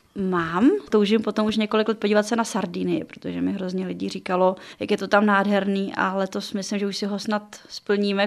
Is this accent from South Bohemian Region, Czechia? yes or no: yes; South Bohemian Region, Czechia; Já jsem se narodila v Jižních Čechách